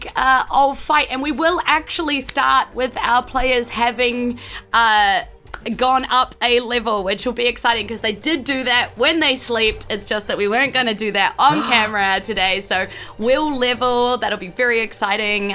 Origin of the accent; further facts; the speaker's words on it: New Zealand; we're a bunch of different Kiwi comedians from Whanganui Atara, that's Wellington down here